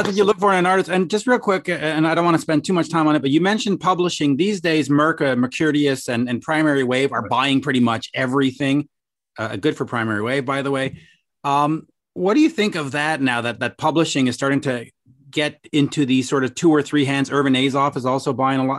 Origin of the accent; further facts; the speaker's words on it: Canada; I'm a Canadian